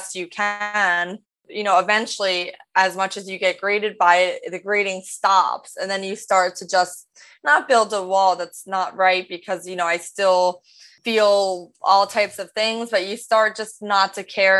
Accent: Rumson, New Jersey, United States; moved away as an adult; also born or lived in Greenwich, Connecticut / Lima, Peru / Los Angeles; growing up in New Jersey, my mom would take me to auditions

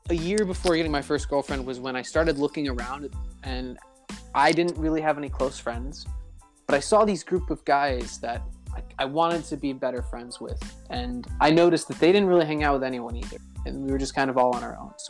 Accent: Cairo, Cairo Governorate, Egypt; And my family actually moved to Cairo, Egypt. So I grew up in Cairo, Egypt for middle school and high school.

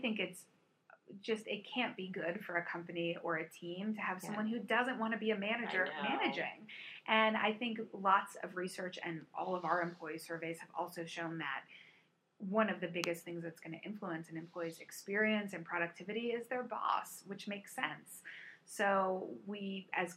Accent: Virginia Beach, Virginia, United States; I grew up in a beach community. I grew up in Virginia Beach

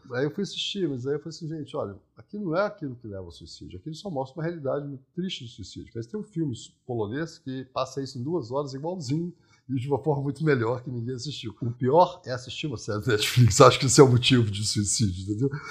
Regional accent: interior of Minas Gerais, Brazil; eu também sou rural, né? eu também sou do interior de Minas

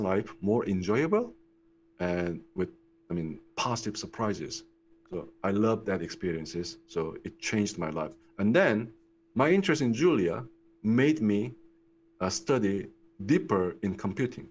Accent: Daegu, South Korea; moved away as an adult; also born or lived in United States; I was born in Korea. I grew up in Korea. I spent like 24 years in Korea

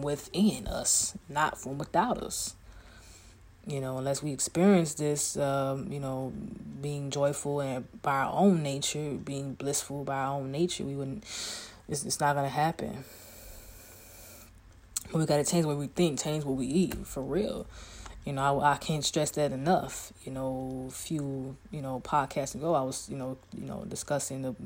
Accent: Chicago, Illinois, United States; I'm from Chicago, so I can walk anywhere and not be afraid of anything and nobody. All I got to do is say, I'm from Chi-Town. I'm from the south side of Chicago.

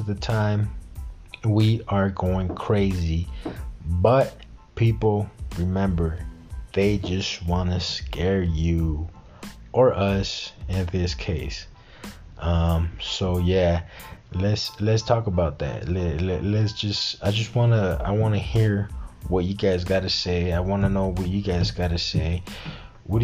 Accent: Mexico; I'm from Mexico

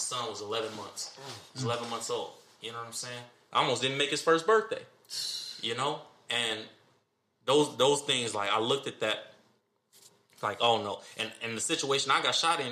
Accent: Moreno Valley, California, United States; born or raised there; also born or lived in Santa Ana, California

